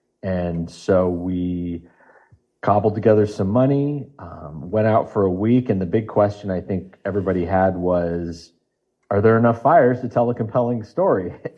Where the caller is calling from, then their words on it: Los Angeles, California, United States; As of this morning, I'm in sunny Los Angeles, California.